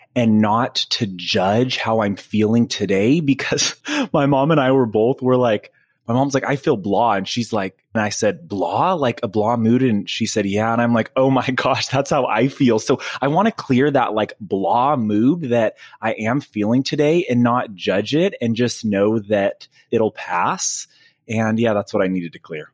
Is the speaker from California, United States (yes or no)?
yes; Fresno, California, United States; also born or lived in Madera, California; in, um, Northern California, in, in Fresno a, and Madera